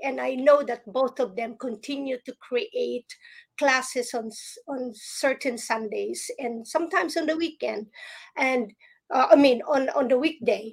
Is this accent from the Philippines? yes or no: yes; Philippines; now in United States; when I grew up in the Philippines